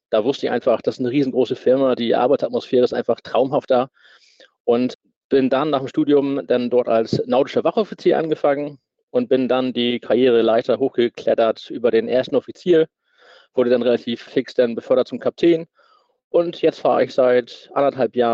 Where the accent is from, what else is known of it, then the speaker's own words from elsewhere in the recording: Brunsbüttel, Schleswig-Holstein, Germany; Ich bin in Brunsbüttel aufgewachsen und natürlich äh, direkt am Nordostseekanal an der Elbe. Nordsee ist nicht weit.